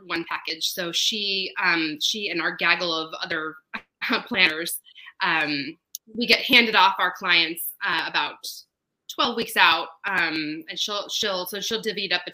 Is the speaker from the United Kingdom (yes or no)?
no; Colorado, United States; also born or lived in East Coast / Tuscany, Italy (ancestry); now in Long Beach, United States; I grew up in Colorado